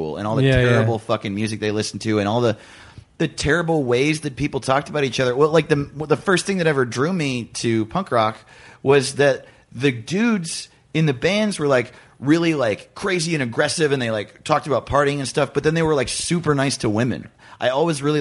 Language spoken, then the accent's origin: English; Orange County, New York, United States; also born or lived in northern New Jersey; I'm from Orange County, New York